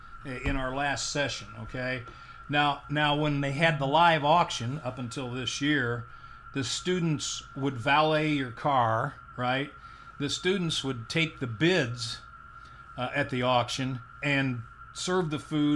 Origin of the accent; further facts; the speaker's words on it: Indianapolis, Indiana, United States; now in Carmel, United States; I live in Carmel, although I grew up in Indianapolis